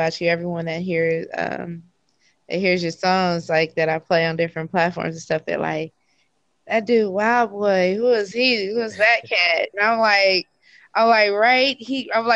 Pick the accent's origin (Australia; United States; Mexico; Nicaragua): United States; California; I'm from California